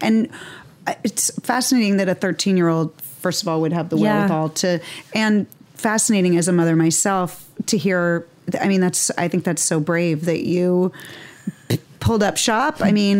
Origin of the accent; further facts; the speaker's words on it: Boston, Massachusetts, United States; now in Los Angeles, United States; I grew up in Boston.